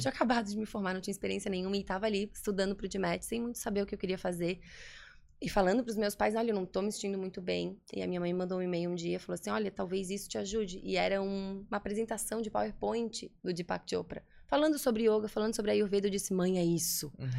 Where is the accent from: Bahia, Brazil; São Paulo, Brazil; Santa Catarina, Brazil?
Santa Catarina, Brazil; Florianópolis; also born or lived in New Jersey, United States; Aqui em Floripa, nasci em Floripa, sou daqui.